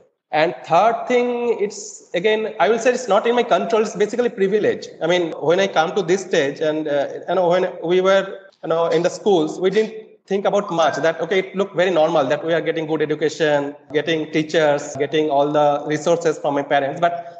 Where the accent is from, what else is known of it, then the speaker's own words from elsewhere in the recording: Barrackpore, West Bengal, India; So I come from a middle-class family. So my hometown is in Barakpur, which is a town near Kolkata, right, in West Bengal. And I did my schooling in Ramkrishna Vivekananda Mission Vidya Bhavan in Barakpur.